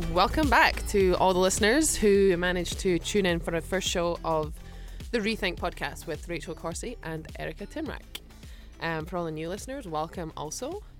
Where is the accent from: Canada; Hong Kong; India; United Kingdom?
United Kingdom; moved away as an adult; now in United States; I'm British and I understand the football culture back home